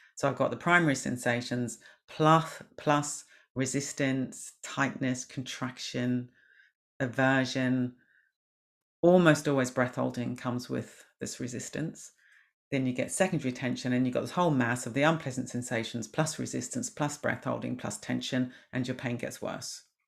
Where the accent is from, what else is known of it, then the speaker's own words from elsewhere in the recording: New Zealand; moved away; I was brought up in New Zealand